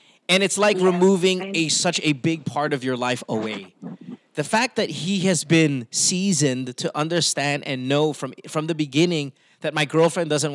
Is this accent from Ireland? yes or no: no; Philippines; moved away as an adult; I grew up in the Philippines. I've only lived outside of the Philippines these past few years. I'm 40, 41